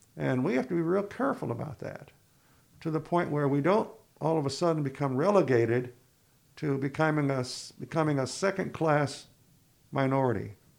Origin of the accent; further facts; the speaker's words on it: Ithaca, New York, United States; now in Plattsburgh, United States; I was from Ithaca